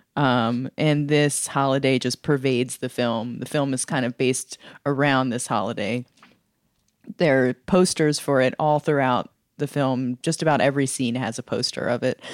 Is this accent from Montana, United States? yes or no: no; Philadelphia, Pennsylvania, United States; my hometown of Philadelphia